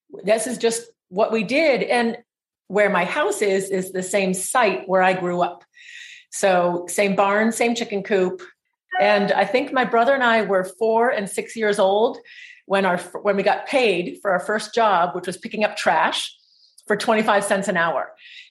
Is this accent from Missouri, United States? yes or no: no; Stowe, Vermont, United States; We grew up with our dad running, operating the Trapp Family Lodge in Stowe, Vermont.